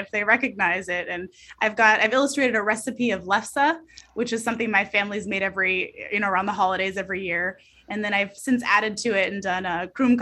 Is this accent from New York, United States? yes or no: no; Snohomish County, Washington, United States; also born or lived in Everett, Washington; I grew up in Snohomish County. I'm from this area, born on the West Coast, and I consider Washington my home